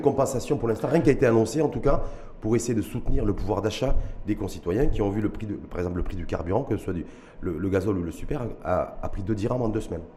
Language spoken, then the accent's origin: French; Morocco; chez nous, au Maroc